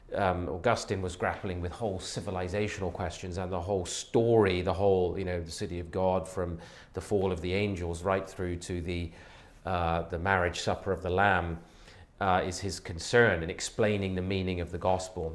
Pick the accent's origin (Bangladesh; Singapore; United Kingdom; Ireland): United Kingdom; Devizes, South West England; also born or lived in Bexley, London; now in Toronto, Canada; I was born actually in the London area in Bexley, um, but my uh, parents moved fairly quickly to Wiltshire. So I grew up in the, the southwest